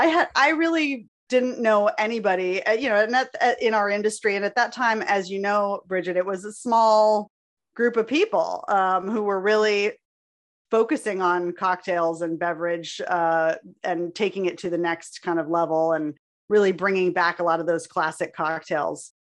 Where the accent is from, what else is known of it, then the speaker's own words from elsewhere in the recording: Honolulu, Hawaii, United States; I grew up in Honolulu, Hawaii.